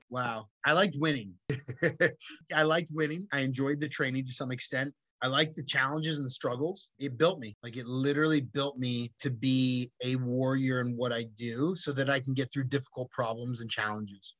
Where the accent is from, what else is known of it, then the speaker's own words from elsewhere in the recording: Cupertino, California, United States; I grew up in Cupertino, California, which is like Mary Poppins town